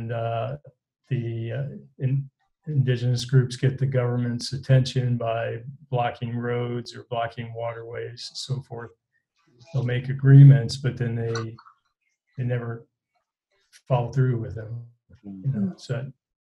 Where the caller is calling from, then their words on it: Peru; I'm calling here from Peru